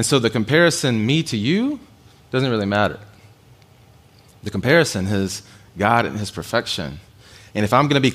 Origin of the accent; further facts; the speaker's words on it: United States; as an American guy